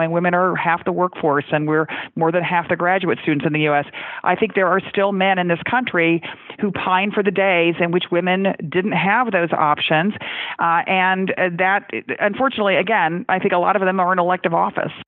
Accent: Texas, United States; my home state of Texas

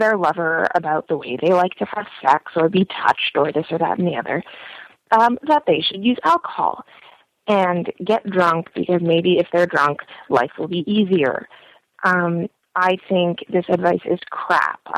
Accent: Canada; I'm a 23-year-old straight female. I'm from Canada.

